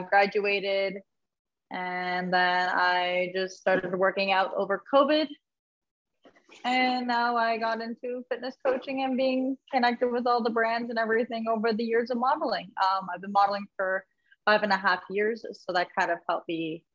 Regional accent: St. Catharines, Ontario, Canada; born and raised in St. Catharines, Ontario. I've never been anywhere else.

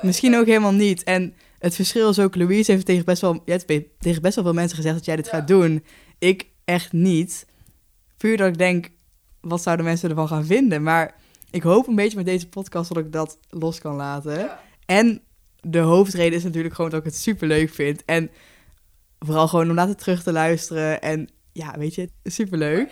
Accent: Haarsteeg, North Brabant, Netherlands; moved away as an adult; now in Nijmegen, Netherlands; ik woon op kamers in Nijmegen, maar ik kom uit Haarsteeg, ligt vlakbij Den bos

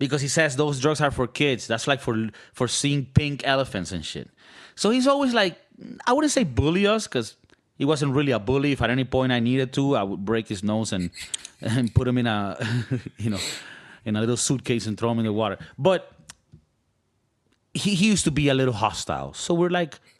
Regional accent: Valencia, Carabobo, Venezuela; English is a second language; now in California, United States; it takes us like an hour to get to the beach from our hometown in Valencia, Venezuela

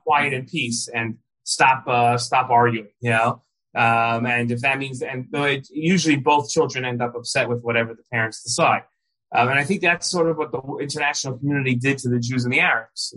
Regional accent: the New York area, United States; I grew up in the New York area

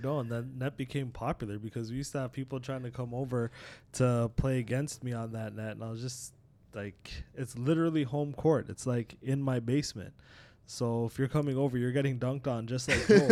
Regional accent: Toronto, Ontario, Canada; also born or lived in Trinidad; when we immigrated from Trinidad, and my dad, uh, pretty much built a basketball hoop for me in the driveway when we used to live down in Scarborough growing up.

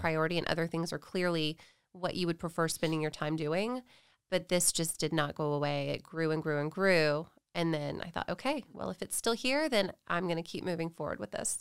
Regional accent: Nashville, Tennessee, United States; now in Texas, United States; I grew up in Tennessee. I'm from Nashville originally.

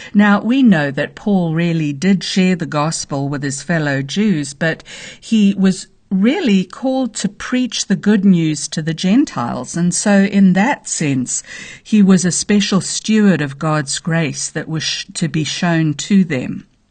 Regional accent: Zambia; now in United States; I was born in the middle of nowhere. in a very small village in Zambia, Africa

